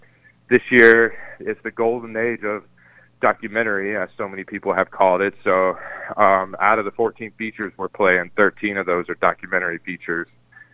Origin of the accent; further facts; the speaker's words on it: Clover, South Carolina, United States; also born or lived in Boston, Massachusetts; I grew up in a small town called Clover, South Carolina. It's upstate, outside, right across the border from Charlotte and Gastonia in North Carolina.